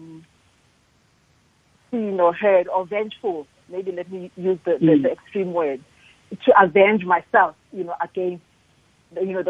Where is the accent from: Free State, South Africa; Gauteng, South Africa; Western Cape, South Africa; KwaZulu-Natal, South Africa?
KwaZulu-Natal, South Africa; Ndaleni; moved away; I was born in a little place called Ndaleni near Richmond in KZN